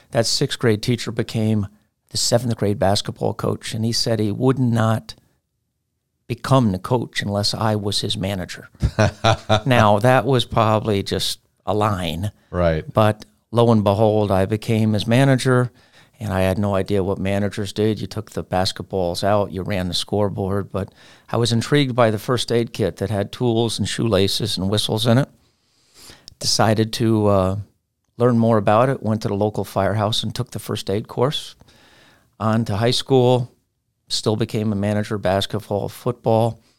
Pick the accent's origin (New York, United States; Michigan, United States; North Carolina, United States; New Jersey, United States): New York, United States; I'm from New York, New York.